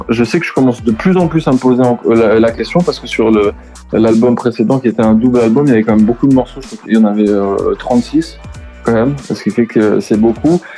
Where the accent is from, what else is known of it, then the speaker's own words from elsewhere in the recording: La Rochelle, Nouvelle-Aquitaine, France; now in Paris, France; je viens de La Rochelle et je suis arrivé à Paris.